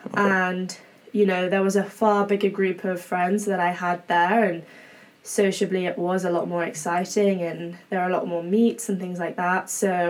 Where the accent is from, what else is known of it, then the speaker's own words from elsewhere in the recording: England, United Kingdom; now in Berkeley, United States; obviously, as you can probably tell by now, I am English. So hailing from quite a faraway place, but it's cool to be here.